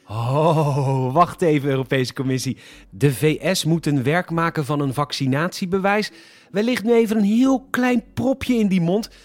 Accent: Rotterdam, South Holland, Netherlands; als Rotterdammers

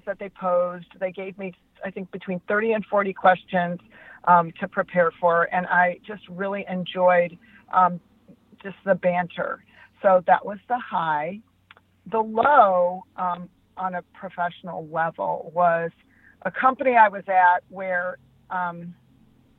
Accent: Los Angeles, California, United States; I'm from Los Angeles

